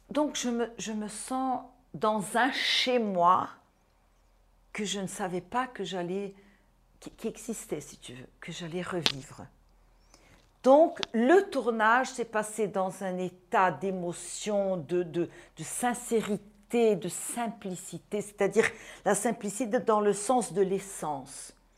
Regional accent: Brazil; Je suis brésilienne, donc je suis née au Brésil, deux parents syriens et juifs

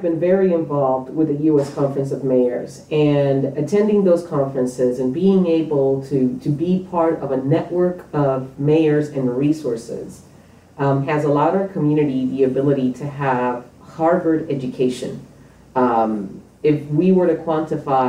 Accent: Puerto Rico; moved away as an adult; also born or lived in New York; now in Topeka, United States; I was born in New York, raised in Puerto Rico, and I've been in Kansas for almost half of my life now

